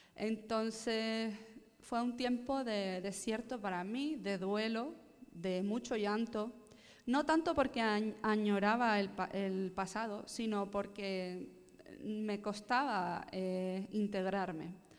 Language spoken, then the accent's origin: Spanish; Gran Canaria, Canary Islands, Spain; nací en las Islas Canarias, en la isla de Gran Canaria concretamente